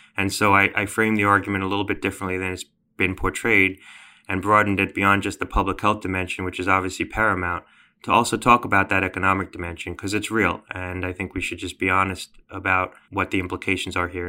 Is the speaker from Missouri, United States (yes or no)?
no; Connecticut, United States; my home state of Connecticut